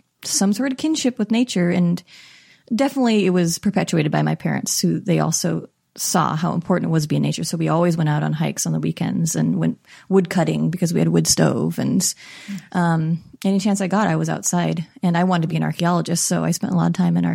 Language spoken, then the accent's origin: English; Baker City, Oregon, United States; moved away; I grew up in Eastern Oregon in a town called Baker City.